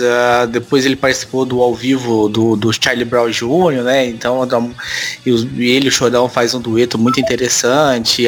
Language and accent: Portuguese; Goiás, Brazil; moved away; eu sou de Goiás, né? Morei lá até oitenta, noventa e sete